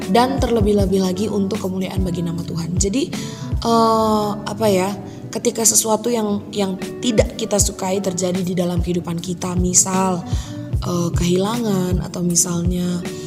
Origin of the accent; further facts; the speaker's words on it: Medan, Karo, North Sumatra, Indonesia; asal aku dari Medan dan, eh, tepatnya di Tanah Karo.